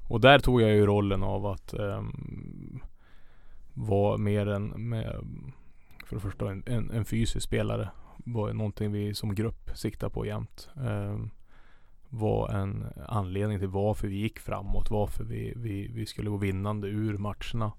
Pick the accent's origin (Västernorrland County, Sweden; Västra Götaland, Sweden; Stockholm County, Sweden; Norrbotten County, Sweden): Västernorrland County, Sweden; Tynderö; moved away as an adult; also born or lived in Sundsvall; now in Karlstad, Sweden; jag är uppvuxen i Tyndröro som sagt och där är det ju ja, maximum 100 meter till vattnet